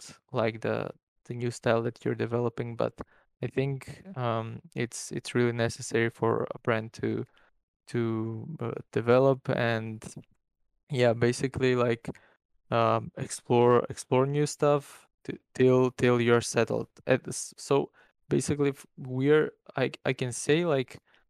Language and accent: English; North Macedonia; in my country, by the way, I'm from Macedonia. It's a small country in Europe